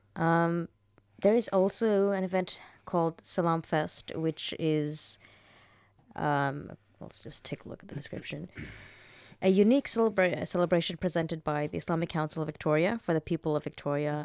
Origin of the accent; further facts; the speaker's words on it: Saudi Arabia; moved away; growing up in Saudi Arabia